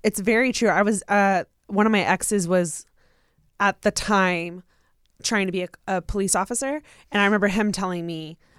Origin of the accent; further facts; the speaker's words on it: Virginia, United States; I'm from Southern Virginia, so it's a habit.